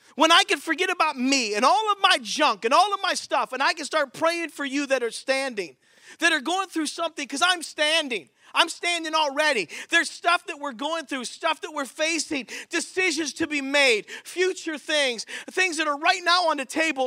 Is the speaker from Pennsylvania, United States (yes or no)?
yes; Pittsburgh, Pennsylvania, United States; moved away as an adult; also born or lived in Philadelphia / Battle Creek, Michigan; I'm from Pittsburgh